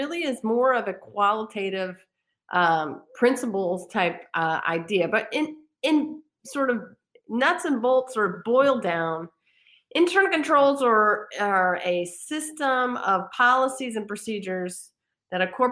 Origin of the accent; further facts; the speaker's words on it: Virginia, United States; moved away as an adult; also born or lived in Washington, D.C. / Indiana; I returned back home to Virginia, which is my home state